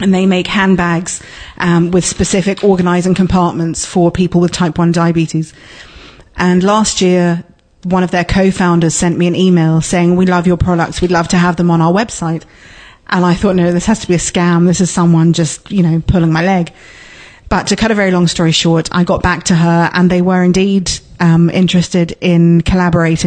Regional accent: London, United Kingdom; moved away as an adult; now in Letterkenny, Ireland; I grew up in London, but my mother was from Lower Main Street. And I moved back to Letterkenny, oh gosh, in 1999

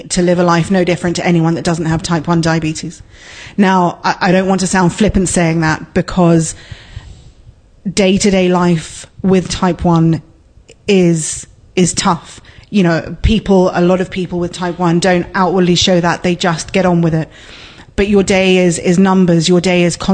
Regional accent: London, United Kingdom; moved away as an adult; now in Letterkenny, Ireland; I grew up in London, but my mother was from Lower Main Street. And I moved back to Letterkenny, oh gosh, in 1999

